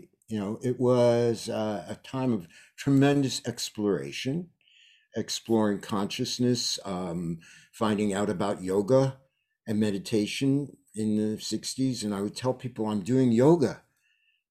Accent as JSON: {"language": "English", "town": "New York City", "region": "New York", "country": "United States", "tie": "born or raised there", "moved": "as an adult", "lives_now": "Woodstock, United States", "said": "I moved from New York City, where I was born and spent my formative years."}